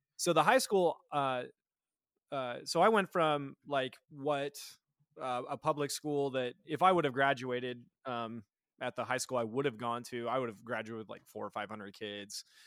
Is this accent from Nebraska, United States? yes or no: yes; Nebraska, United States; I, am born and raised in Nebraska